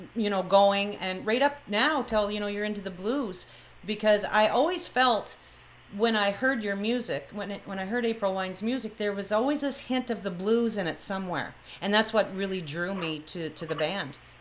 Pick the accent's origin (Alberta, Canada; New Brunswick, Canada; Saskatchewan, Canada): New Brunswick, Canada; Fredericton; moved away as an adult; now in Brampton, Canada; Fredericton, New Brunswick, because that's where I'm originally from